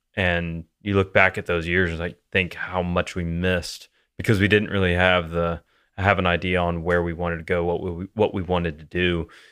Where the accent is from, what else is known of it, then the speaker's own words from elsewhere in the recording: Louisiana, United States; growing up in Louisiana